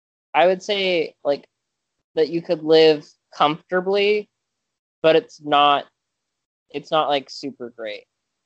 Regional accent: Alexandria, Virginia, United States; I was born in Virginia

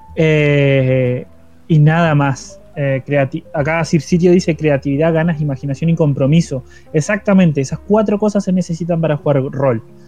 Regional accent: Paraná, Entre Ríos, Argentina; moved away; mi ciudad natal, que es Paraná Entre Ríos

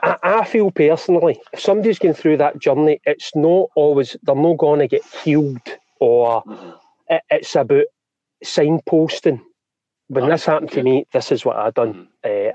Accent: East Kilbride, Scotland, United Kingdom; also born or lived in Bellshill; born in Bells Hill, uh, and then brought up in East Kilbride

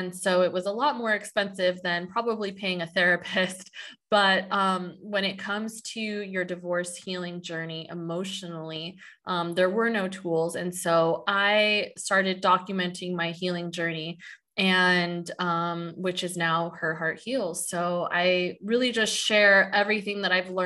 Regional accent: San Diego, California, United States; I'm from San Diego

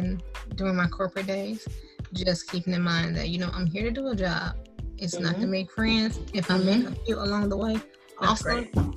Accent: Indiana, United States; because of all the stereotypes about being from Detroit, and I was from Indiana

